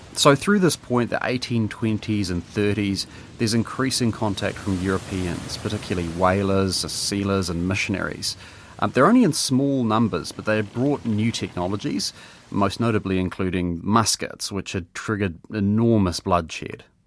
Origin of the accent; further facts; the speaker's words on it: Hamilton, Waikato, New Zealand; now in Wellington, New Zealand; These days I live in Wellington, but I was born in Hamilton, Kiri Kiri Doa